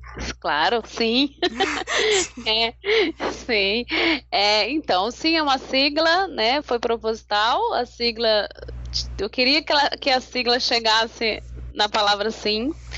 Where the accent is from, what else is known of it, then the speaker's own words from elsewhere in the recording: São Paulo, Brazil; moved away as an adult; now in Natal, Brazil; eu sou de São Paulo, uhum. moro em Natal há 20, 20, acho que 23 anos